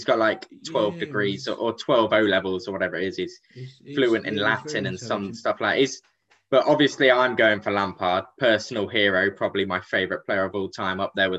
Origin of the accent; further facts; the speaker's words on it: Lincolnshire, East Midlands, United Kingdom; we're from Lincolnshire. You live in Boston. I live in Lincoln.